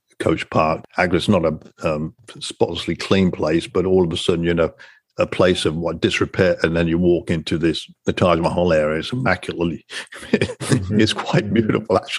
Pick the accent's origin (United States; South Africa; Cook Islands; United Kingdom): United Kingdom; moved away; also born or lived in Singapore; growing up in Britain